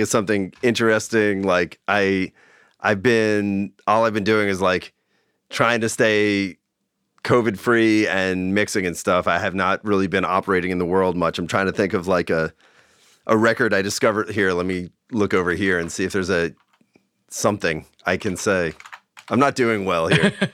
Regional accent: Long Island, New York, United States; now in Bay Area, United States; where I grew up in Long Island

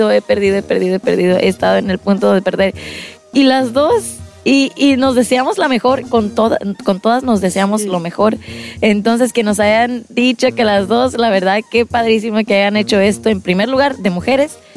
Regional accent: Guerrero, Mexico; also born or lived in Florida, United States; nací en Florida. En Florida. Pero de chiquita nos llevaron para allá, para, para Guerrero. Y este, y pues allá estuvimos unos años y luego pues ya para la escuela nos, regresamos para acá.

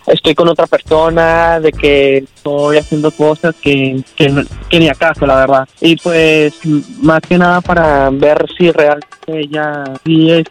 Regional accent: Mexico; accent: Colombian; yo soy mexicano.

